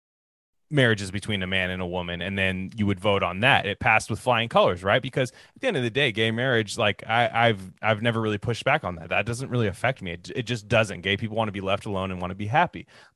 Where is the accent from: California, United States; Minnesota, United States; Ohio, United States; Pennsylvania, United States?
California, United States; Bay Area; I'm from the Bay Area